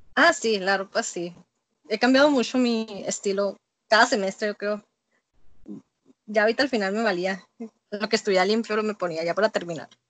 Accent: Mexico; also born or lived in the US–Mexico border; soy mexicana

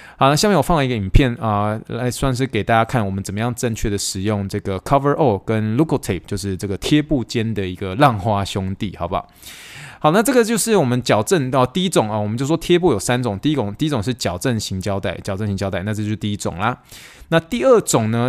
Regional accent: Taiwan; now in United States; 我是一个从台湾来的人

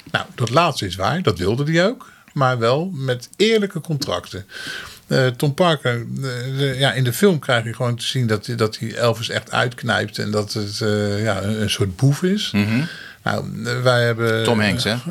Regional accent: Netherlands

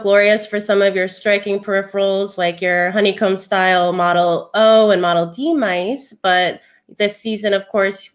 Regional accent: East Coast, United States; I'm from the East Coast

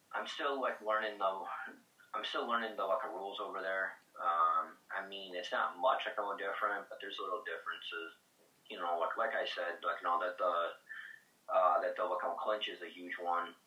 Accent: Clifton Springs, New York, United States; Clifton Springs has always been home.

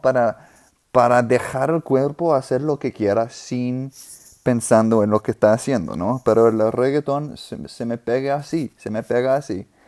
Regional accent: New Orleans, Louisiana, United States; Spanish is a second language; also born or lived in South America; now in Austin, United States; en Nueva Orleans, donde yo, me crecí, de donde soy.

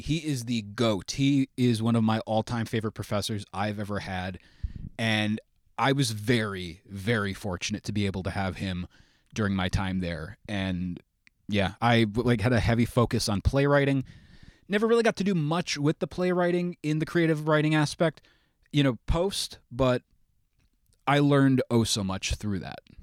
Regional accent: Fallsburg, New York, United States; I am from Sullivan County in, uh, the Fallsburg area. I normally say it's upstate New York

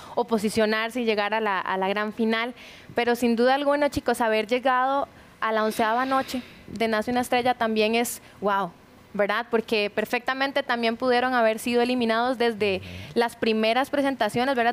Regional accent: Cartago, Costa Rica; moved away; also born or lived in Curridabat; Yo soy de Cartago, pero vivo en Curry

